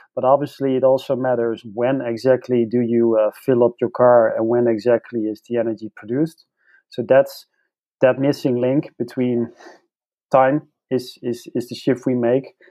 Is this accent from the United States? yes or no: no; Netherlands; I come from the Netherlands